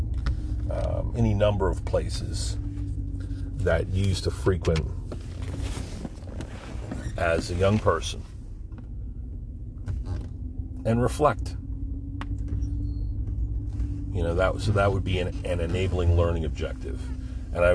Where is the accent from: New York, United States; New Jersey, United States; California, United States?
New Jersey, United States; Pine Barrens; my coming up in the Pine Barrens